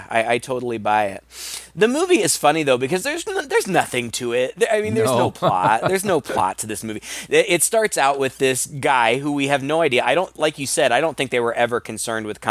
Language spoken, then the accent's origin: English; Midwest, United States; I'm from the Midwest